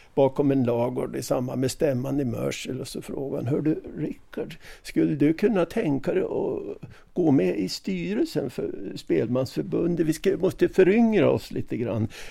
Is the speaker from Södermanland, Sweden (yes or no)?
no; Jämtland, Sweden; jag är ju jämte